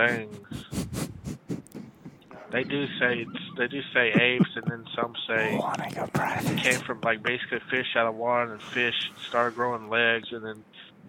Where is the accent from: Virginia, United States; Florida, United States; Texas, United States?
Texas, United States; I'm from Texas.